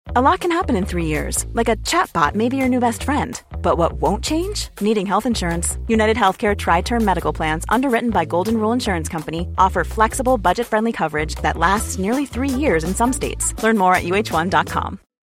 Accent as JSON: {"language": "Spanish", "town": "Castellón de la Plana", "region": "Valencian Community", "country": "Spain", "tie": "born or raised there", "moved": "yes", "said": "mi ciudad natal, lo cual me alegra mucho, en Castellón"}